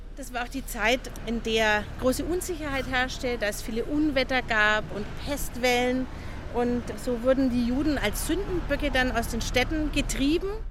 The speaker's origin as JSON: {"language": "German", "town": "Nuremberg", "region": "Bavaria", "country": "Germany", "tie": "born or raised there", "said": "meine Heimatstadt. Ich glaube, man kann es hören. Ich bin aus Nürnberg"}